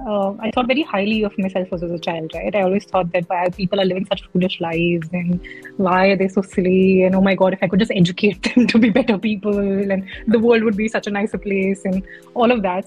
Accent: Chandigarh, India; So what happened was, so how I grew up largely in Chandigarh, this is when I was in high school.

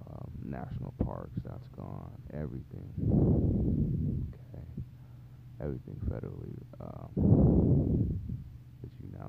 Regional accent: Taiwan; born there; I wasn't born in the United States, but I was born to parents that were. And wherever we were, I was born in Taiwan.

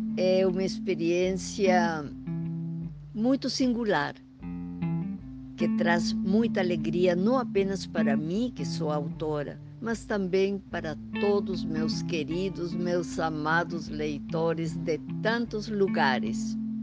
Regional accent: Huancayo, Junín, Peru; accent: Peruvian; Portuguese is a second language; moved away as an adult; also born or lived in Lima, Peru / Paris, France; now in Brazil; Vocês devem estar sentindo no meu sotaque que eu sou peruana, mas moro no Brasil há muito, muito tempo

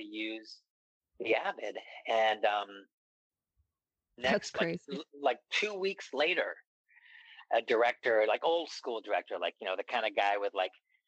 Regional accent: East Coast, United States; also born or lived in San Francisco; now in Los Angeles, United States; I'm from the East Coast

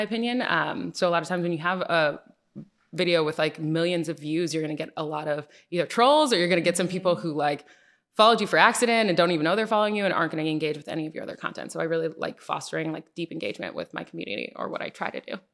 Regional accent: Connecticut, United States; moved away as an adult; also born or lived in New Jersey / Atlanta, Georgia; grew up in Connecticut. Um, so, I spent my whole life in Connecticut.

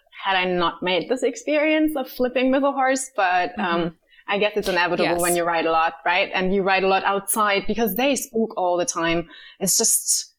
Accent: Germany; also born or lived in Berlin; I grew up, I'm originally from Berlin, but I grew up in the countryside

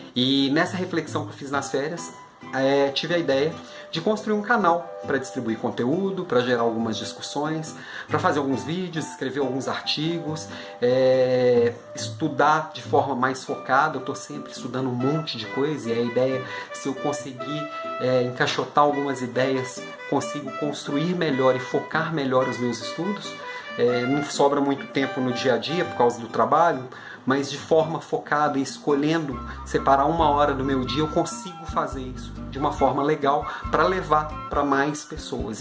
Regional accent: Belo Horizonte, Minas Gerais, Brazil; moved away as an adult; eu mudei para Belo Horizonte, voltei para minha cidade natal depois de quase 10 anos fora

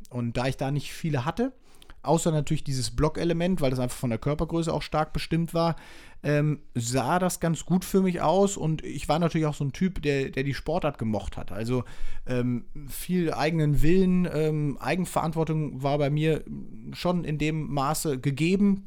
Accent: Leverkusen, North Rhine-Westphalia, Germany; also born or lived in Münster; Ich bin in Leverkusen groß geworden, in Münster geboren, aber mit drei Jahren nach Leverkusen gezogen

